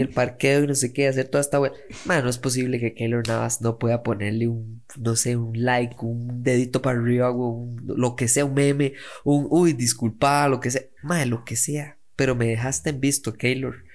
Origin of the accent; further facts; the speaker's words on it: Costa Rica; soy un mae de Costa Rica